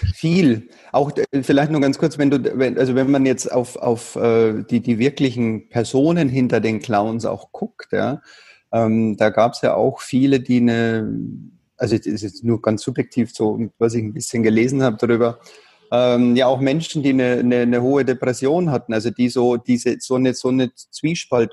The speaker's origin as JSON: {"language": "German", "region": "Bavaria", "country": "Germany", "tie": "born or raised there", "said": "ich bin ja in Bayern groß geworden"}